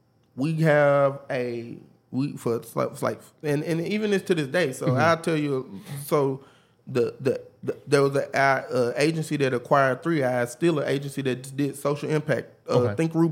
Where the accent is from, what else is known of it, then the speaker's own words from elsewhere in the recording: Memphis, Tennessee, United States; We hustlers. We come from Memphis. You don't need much.